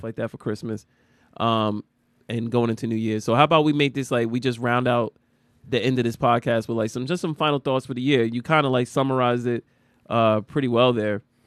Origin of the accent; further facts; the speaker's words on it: United States; we as American citizens